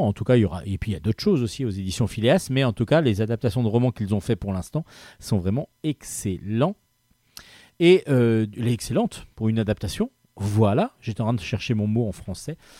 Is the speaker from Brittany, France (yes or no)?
yes; Brittany, France; also born or lived in Brest; je suis breton